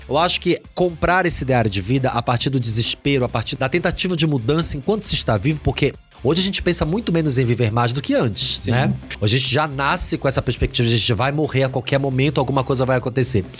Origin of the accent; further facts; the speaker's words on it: Belém, Pará, Brazil; Eu sou de Belém do Pará